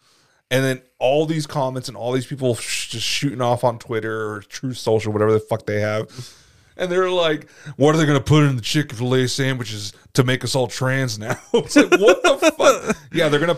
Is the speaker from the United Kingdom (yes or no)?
no; United States; We're American.